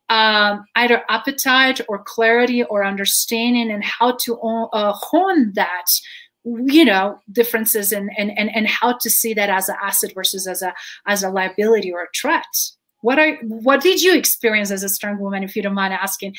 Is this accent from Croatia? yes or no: yes; Croatia; English is a second language; now in Colorado, United States; I'm Croatian, but I grew up with two writing and reading styles